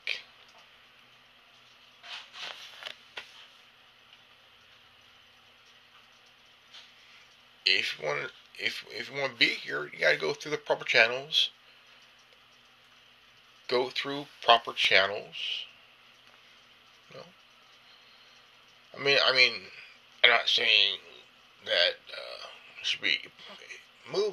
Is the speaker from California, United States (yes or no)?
yes; California, United States; I'm from California. I live in the United States